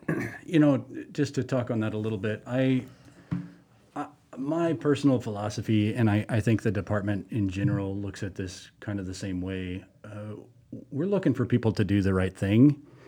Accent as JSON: {"language": "English", "region": "Montana", "country": "United States", "tie": "born there", "also_born_or_lived": "Colorado", "said": "I moved here from Colorado, and I'm slowly migrating south. I was born in Montana"}